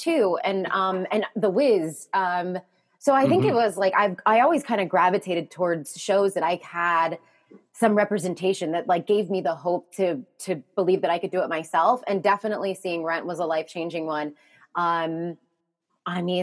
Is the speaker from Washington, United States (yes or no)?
no; Alexandria, Virginia, United States; now in New York, United States; Alexandria, Virginia